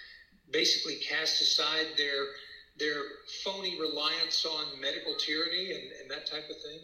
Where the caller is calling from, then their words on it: Austin, Texas, United States; Hi, I'm in Austin, Texas.